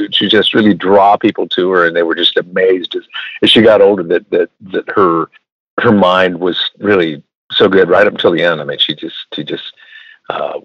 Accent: Minnesota, United States; I grew up in Minnesota

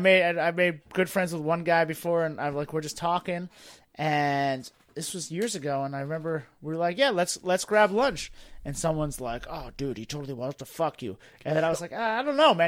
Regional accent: Boston, Massachusetts, United States; moved away; also born or lived in Washington, D.C.; I grew up in Boston.

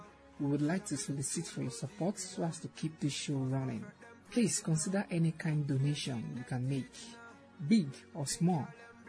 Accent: Nigeria; I'm from Nigeria.

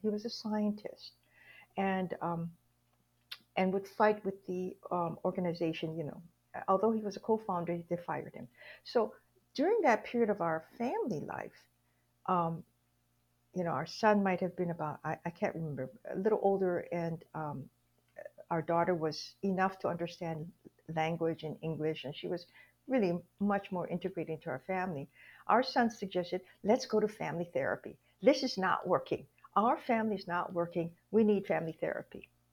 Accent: Hawaii, United States; moved away; I was born and raised in Hawaii

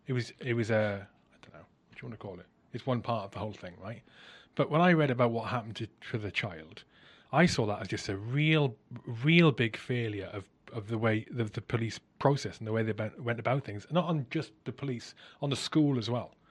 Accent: South Wales, United Kingdom; I grew up in South Wales

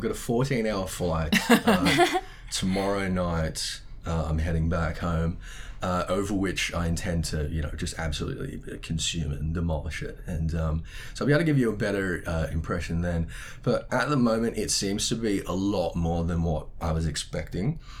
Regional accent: Sydney, New South Wales, Australia; my hometown in Sydney

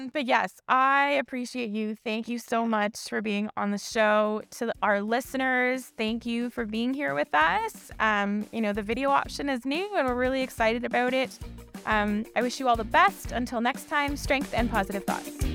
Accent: Toronto, Ontario, Canada; I grew up in Scarborough, born and raised, like, Scarborough to the world

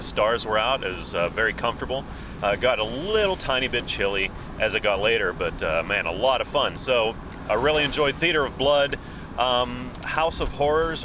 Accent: Vandergrift, Pennsylvania, United States; this is kind of my old stomping grounds. I grew up around here.

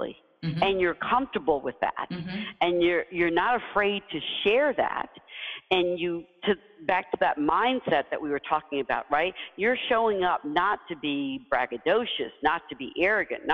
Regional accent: Deep South, United States; as a kid, you know, growing up in the Deep South, I was the first in my family to do many things

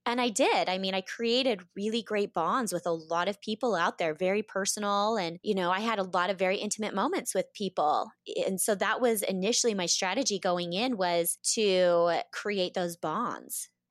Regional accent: Boise, Idaho, United States; moved away as an adult; I grew up in Boise, Idaho

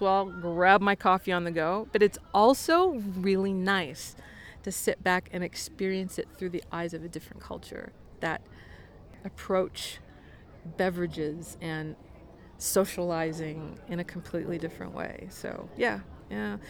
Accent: Denver, Colorado, United States; moved away as an adult; also born or lived in Washington, D.C.; I grew up here in Denver

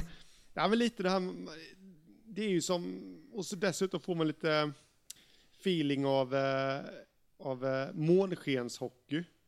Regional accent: Jönköping, Jönköping County, Sweden; HV71 i min hemstad

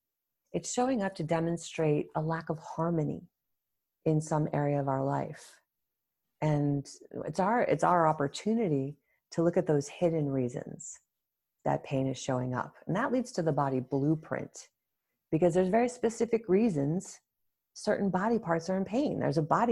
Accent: New England, United States; moved away as an adult; also born or lived in Toronto, Canada; I grew up in New England in the US and I thought of myself as somewhat adventurous. So I wanted to get out of the small state

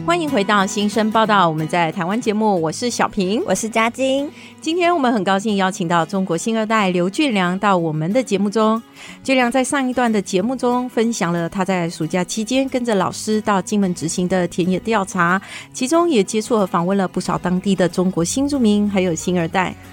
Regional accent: Malaysia; now in Taiwan; 它跟我的家乡马来西亚非常像

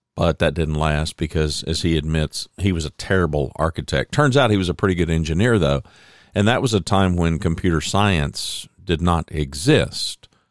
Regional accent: United States; I was born in America

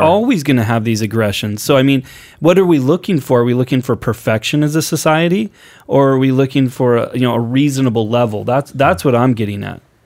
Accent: Portland, Oregon, United States; growing up on the West Coast, growing up in Portland, I, I saw virtually no racism growing up, going to high school in Portland.

